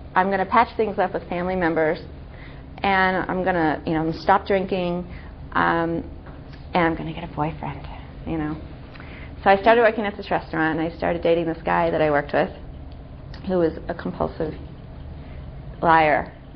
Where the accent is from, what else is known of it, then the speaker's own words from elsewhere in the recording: Santa Monica, California, United States; I grew up in Los Angeles. I grew up in Santa Monica